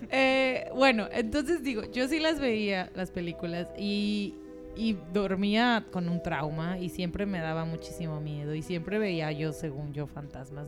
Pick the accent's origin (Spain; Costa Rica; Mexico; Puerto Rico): Mexico; de México